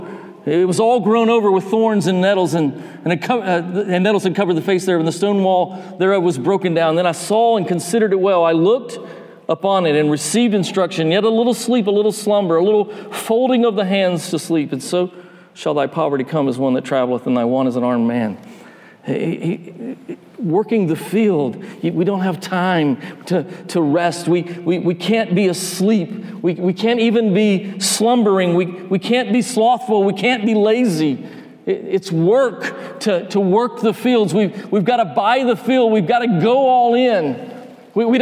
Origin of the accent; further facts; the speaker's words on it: North Georgia, United States; moved away; I grew up in North Georgia. I'm not from Alabama.